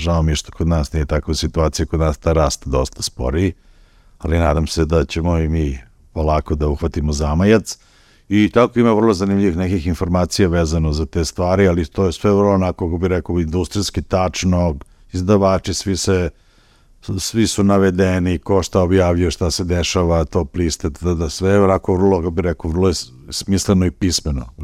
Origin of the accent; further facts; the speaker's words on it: Serbia; kod nas u Srbiji